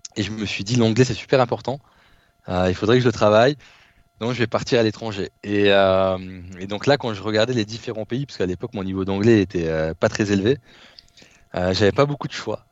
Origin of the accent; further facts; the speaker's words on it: Behren-lès-Forbach, Grand Est, France; moved away as an adult; also born or lived in Nancy / Lithuania / Poitiers; Donc petite euh, ville, BRN les Forbach. Euh, donc c'est une cité de, 10 000 habitants, euh, anciennement cité la plus pauvre de France. 70% de, il y avait 70% auprès des jeunes de taux de chômage et 35% de taux de pauvreté. Et en fait, donc j'ai grandi dans cette ville